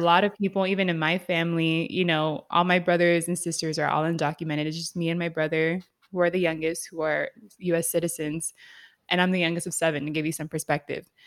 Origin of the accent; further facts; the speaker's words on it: San Diego, California, United States; I grew up in San Diego, which is heavy in Mexican culture